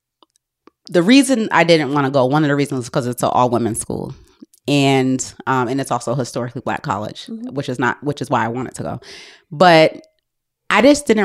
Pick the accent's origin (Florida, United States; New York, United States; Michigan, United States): New York, United States; Albany; moved away; I grew up in a neighborhood in Albany